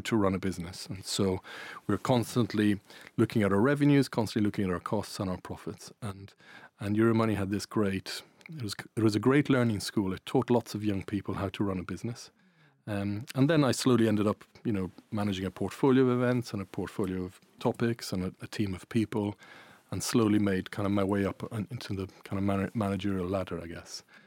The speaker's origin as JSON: {"language": "English", "country": "Ireland", "also_born_or_lived": "Italy", "accent": "Irish", "said": "I'm Irish Italian. You might hear an Irish accent"}